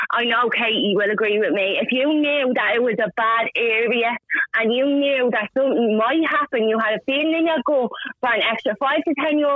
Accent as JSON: {"language": "English", "town": "Dublin", "region": "Leinster", "country": "Ireland", "said": "I'm from Ballymun."}